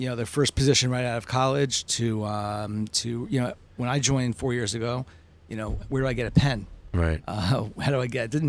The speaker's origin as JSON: {"language": "English", "town": "Boston", "region": "Massachusetts", "country": "United States", "said": "I'm from Boston, so."}